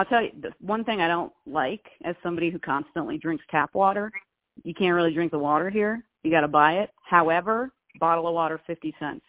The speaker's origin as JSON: {"language": "English", "region": "California", "country": "United States", "said": "I'm Californian, dude. I'm basically from Mexico."}